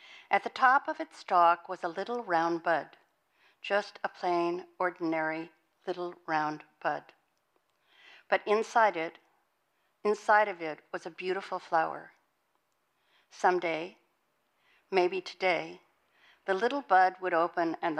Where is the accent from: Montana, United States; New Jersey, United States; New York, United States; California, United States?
Montana, United States; moved away; I was born and raised in Montana.